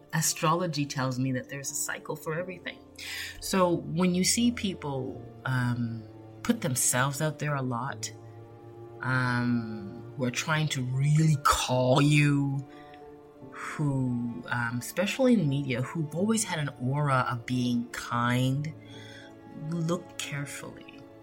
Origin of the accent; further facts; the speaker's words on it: Canada; I was born in Canada. I have Jamaican roots